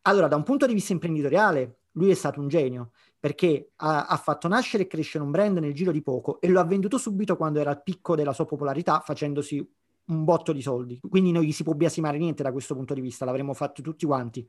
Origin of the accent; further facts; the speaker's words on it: Naples, Campania, Italy; moved away as an adult; also born or lived in London; Io sono napoletano